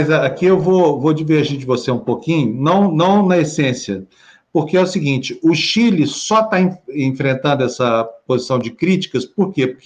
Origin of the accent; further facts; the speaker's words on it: Brazil; Quem não merece somos nós brasileiros.